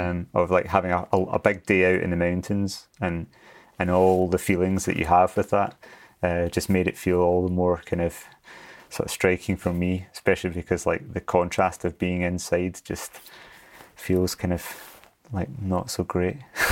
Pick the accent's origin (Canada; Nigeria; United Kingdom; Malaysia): United Kingdom; Glasgow, Scotland; also born or lived in Scottish Highlands; I grew up in Glasgow in Scotland and moved up to the mountains.